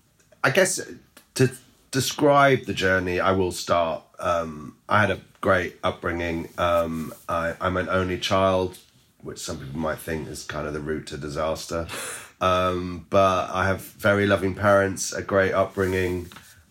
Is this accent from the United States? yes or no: no; King's Lynn, East of England, United Kingdom; I come from Kings Lynn. It's where I'd gone home to after university.